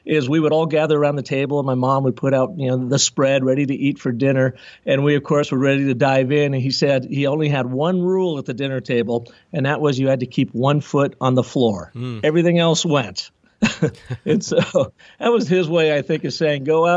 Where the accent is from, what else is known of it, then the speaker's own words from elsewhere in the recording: Pacific Northwest, just north of Seattle, Washington, United States; moved away as an adult; also born or lived in Phoenix, Arizona; I grew up in the Pacific Northwest, just north of Seattle